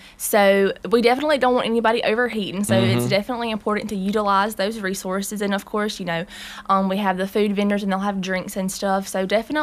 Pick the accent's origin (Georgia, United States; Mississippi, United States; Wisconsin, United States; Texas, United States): Mississippi, United States; Raleigh; I am from Raleigh, and I graduated from Raleigh High School